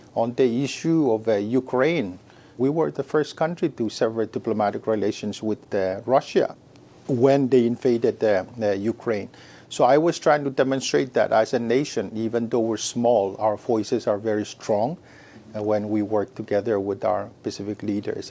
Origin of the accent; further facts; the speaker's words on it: Micronesia; also born or lived in Oregon, United States; growing up with many siblings and growing up in the Micronesian culture of uh, respect